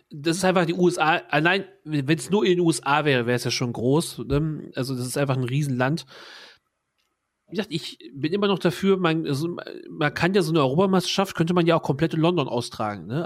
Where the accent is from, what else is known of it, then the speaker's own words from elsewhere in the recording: France; als Franzose äh, hätte ich auch mehr Spaß daran, mir die Spiele anzugucken.